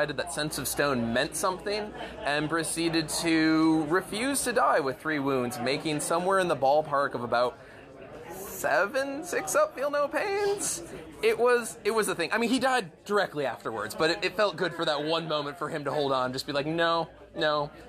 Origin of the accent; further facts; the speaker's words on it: Tennessee, United States; I'm from Tennessee.